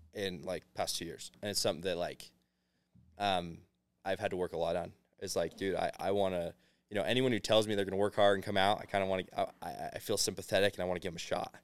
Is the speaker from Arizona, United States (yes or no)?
yes; Arizona, United States; moved away as an adult; now in Provo, United States; I'm from Arizona originally